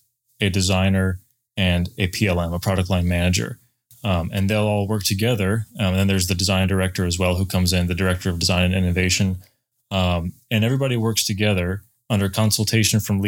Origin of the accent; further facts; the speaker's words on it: Michigan, United States; moved away as an adult; now in Idaho, United States; I'm from Michigan originally, and I moved out to Idaho to work for Climb about three and a half years ago